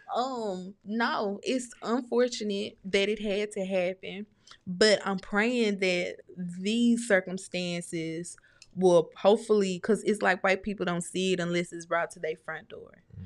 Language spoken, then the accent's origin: English; Starkville, Mississippi, United States; I'm from Snarkville